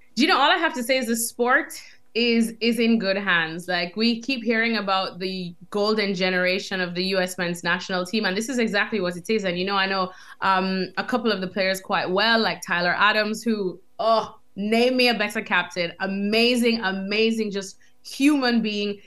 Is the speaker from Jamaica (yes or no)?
yes; Jamaica; moved away as an adult; also born or lived in United States; now in London, United Kingdom; growing up in Jamaica